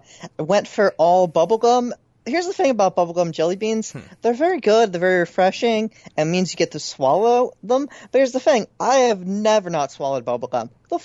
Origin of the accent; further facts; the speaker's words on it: Philadelphia, Pennsylvania, United States; accent: Philadelphia; My Philadelphia accent is somewhere in between full and, like, you can hear it, but it's not.